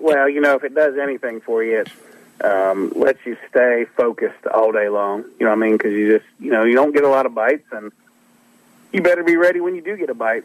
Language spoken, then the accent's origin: English; Ohio River Valley, United States; growing up where I grew up on the Ohio River